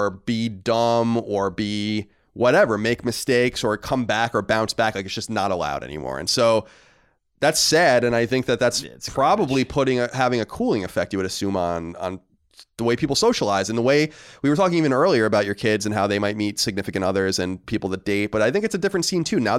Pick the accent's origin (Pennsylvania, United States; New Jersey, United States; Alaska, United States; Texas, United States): New Jersey, United States; Manchester; which isn't too far from my hometown of Manchester, New Jersey.